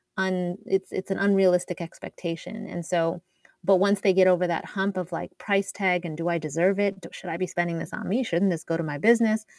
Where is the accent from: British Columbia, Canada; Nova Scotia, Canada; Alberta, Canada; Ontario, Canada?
Alberta, Canada; Edmonton; moved away as an adult; also born or lived in Toronto; I'm Canadian, and um, I grew up in in Edmonton, Alberta, but I went to school in Toronto